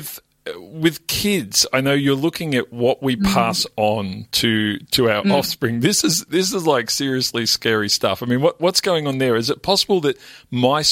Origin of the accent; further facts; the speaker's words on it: Melbourne, Victoria, Australia; I grew up in the West Melbourne, wasn't the most affluent area